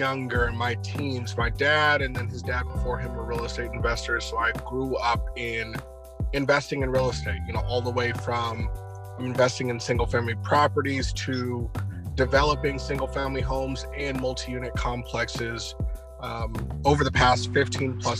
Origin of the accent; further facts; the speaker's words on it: Fresno, California, United States; We're from Fresno, California.